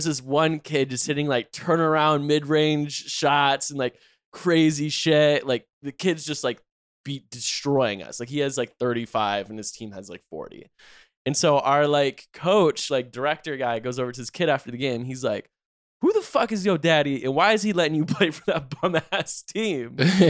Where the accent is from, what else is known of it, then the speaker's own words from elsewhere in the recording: North Carolina, United States; moved away; I'm from North Carolina.